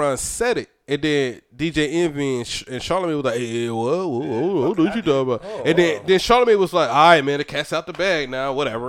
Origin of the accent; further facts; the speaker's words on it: Riverside, California, United States; born there; But I was born in Riverside, California.